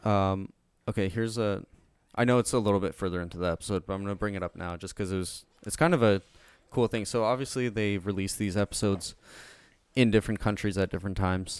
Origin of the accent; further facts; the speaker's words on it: Canada; We're Canadian